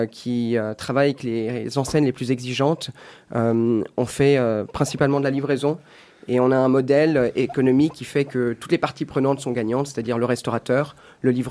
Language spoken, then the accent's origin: French; Switzerland; Tout à fait. Euh, j'espère d'ailleurs que, que, mon accent n'est pas trop fort.